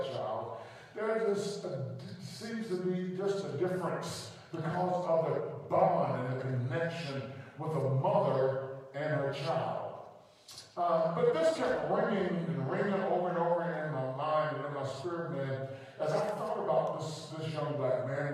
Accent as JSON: {"language": "English", "country": "United States", "tie": "born or raised there", "said": "growing up in America."}